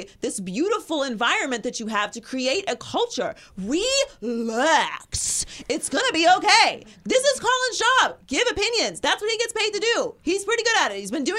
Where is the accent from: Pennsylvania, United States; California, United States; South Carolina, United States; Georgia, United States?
Pennsylvania, United States; Pittsburgh; I'm born and raised in Pittsburgh, Pennsylvania